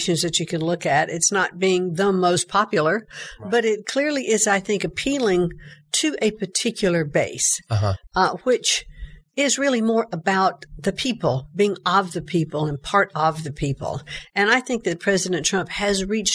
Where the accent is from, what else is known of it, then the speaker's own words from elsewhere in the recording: New Bern, North Carolina, United States; I grew up in a very comfortable middle-class family in a small town in New Bern, North Carolina